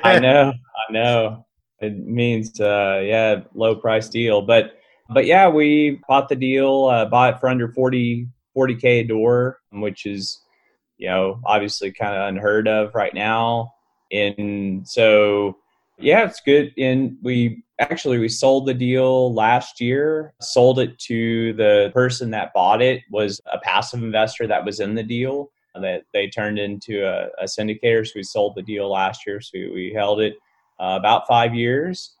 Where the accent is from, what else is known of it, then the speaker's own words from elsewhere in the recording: Fort Worth, Texas, United States; I'm from Fort Worth, Texas